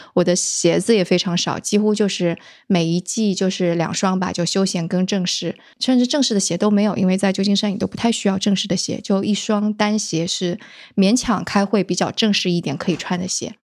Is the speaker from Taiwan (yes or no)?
no; southern Jiangsu, China; 我是江苏人嘛，而且是那个，呃，江苏南部的人